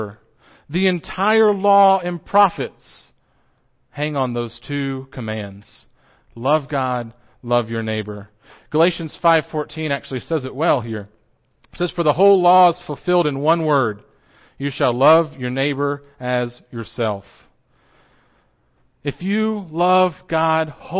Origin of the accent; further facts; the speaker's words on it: Johnson City, Tennessee, United States; I grew up in Johnson City, just up the road, and I grew up at Boones Creek Christian Church